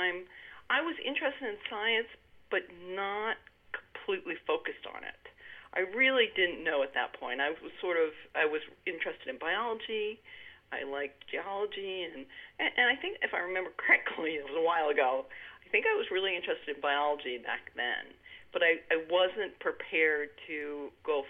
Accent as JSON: {"language": "English", "town": "Sudbury", "region": "Massachusetts", "country": "United States", "tie": "born or raised there", "said": "I grew up in Sudbury, Massachusetts."}